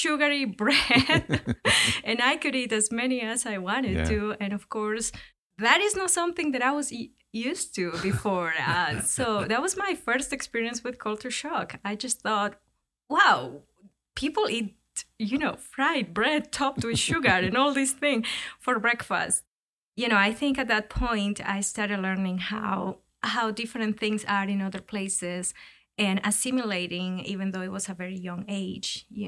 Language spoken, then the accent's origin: English; Ecuador; moved away; also born or lived in United States; I was born and raised in Ecuador